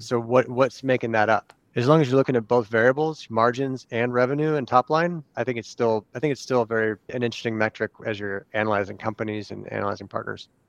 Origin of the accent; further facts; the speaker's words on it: California, United States; now in Arizona, United States; we're from California